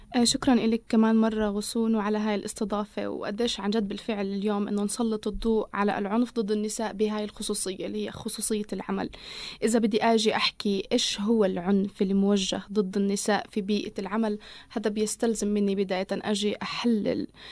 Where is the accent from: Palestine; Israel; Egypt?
Palestine; عندنا بفلسطين